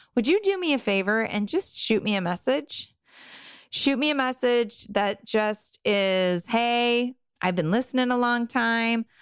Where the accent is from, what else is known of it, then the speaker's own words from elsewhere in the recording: Southern California, United States; I grew up in Southern California in a bubble of wealth